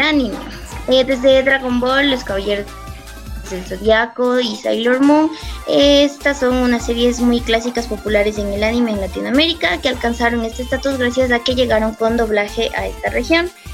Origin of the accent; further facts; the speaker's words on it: Ecuador; soy de Ecuador